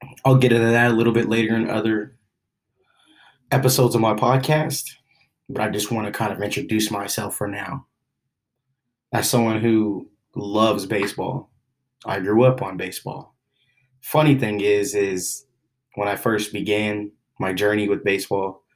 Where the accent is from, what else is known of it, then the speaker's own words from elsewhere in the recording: Oklahoma City, Oklahoma, United States; I grew up in Oklahoma City